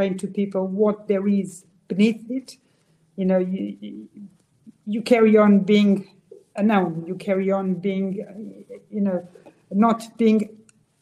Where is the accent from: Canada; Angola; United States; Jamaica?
Angola; now in Portugal; I was born in Angola near the ocean.